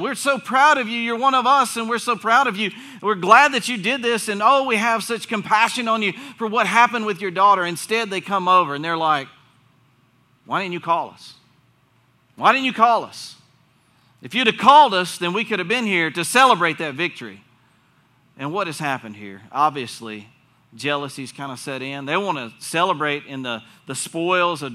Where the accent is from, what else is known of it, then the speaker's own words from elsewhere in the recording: North Carolina, United States; accent: southern; moved away; I was born in North Carolina